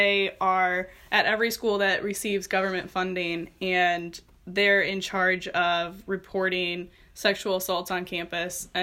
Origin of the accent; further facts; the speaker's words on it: Fulton, Illinois, United States; I'm from Fulton, Illinois.